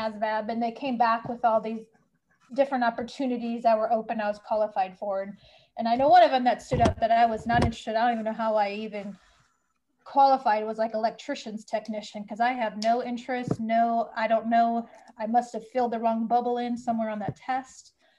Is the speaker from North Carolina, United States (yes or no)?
no; Bay Area, California, United States; I was born in California, raised in California in the Bay Area. Very diverse community that I grew up in.